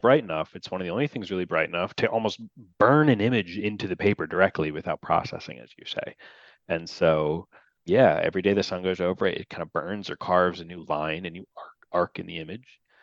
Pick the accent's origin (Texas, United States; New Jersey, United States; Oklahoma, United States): New Jersey, United States; New Jersey, uh, my home state